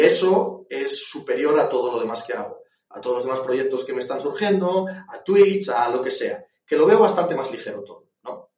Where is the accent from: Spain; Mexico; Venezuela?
Spain; Asturias; yo soy asturiano